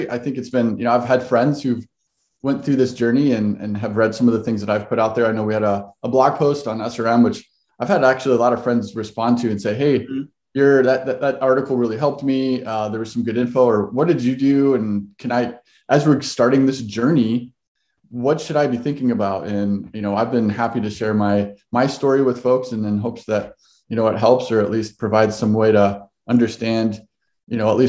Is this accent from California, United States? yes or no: no; Ohio, United States; now in Seattle, United States; We've been here uh, since 2012. My wife and I moved out here from Ohio, so uh, we're we're from the East Coast.